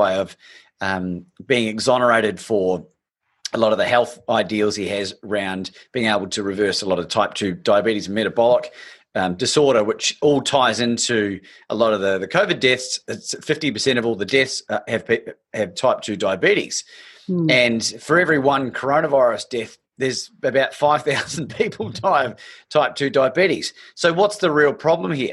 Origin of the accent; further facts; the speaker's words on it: New Zealand; also born or lived in Australia; I was born in New Zealand. I'm a dual passport holder. My father's Australian